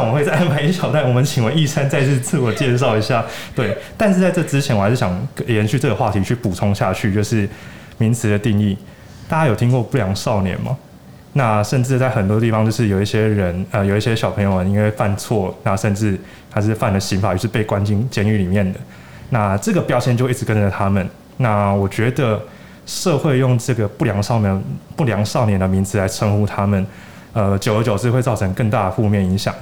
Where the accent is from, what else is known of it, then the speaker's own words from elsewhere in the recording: Taiwan; 我们台湾人